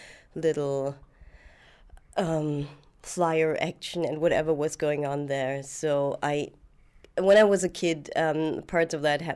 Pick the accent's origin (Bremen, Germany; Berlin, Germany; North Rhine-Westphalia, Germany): Berlin, Germany; I am from Berlin. I've always been in Berlin, and I grew up here, and yeah, I am Berlin, basically.